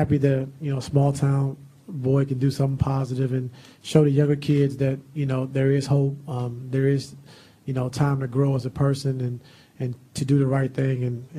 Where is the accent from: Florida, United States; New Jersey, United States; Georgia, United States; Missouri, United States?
Missouri, United States; Mexico; moved away; a guy from a small town, Mexico, Missouri, you know, it was more people in the stands tonight, double, than it is in my hometown. Now, we have 11,000 people in my hometown